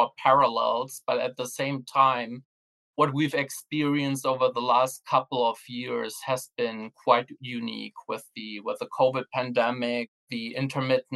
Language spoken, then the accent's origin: English; Germany; also born or lived in Sweden; now in United Kingdom; my home country, Germany